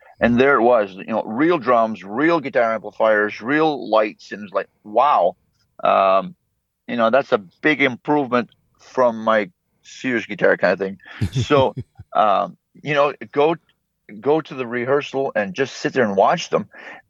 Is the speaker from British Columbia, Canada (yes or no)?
no; Campbellton, New Brunswick, Canada; growing up in Camelton, you either played hockey or you played music